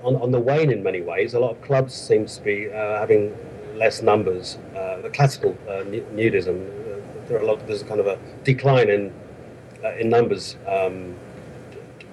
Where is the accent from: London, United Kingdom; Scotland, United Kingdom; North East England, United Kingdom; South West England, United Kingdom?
London, United Kingdom; moved away as an adult; now in Bavaria, Germany; I'm from London originally, and I moved over to Bavaria in Germany some 15 years ago